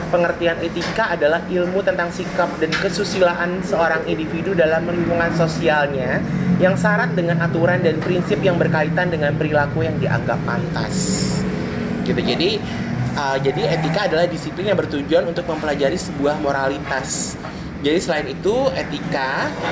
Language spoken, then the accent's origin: Indonesian; Jakarta, Indonesia; Kita orang Jakarta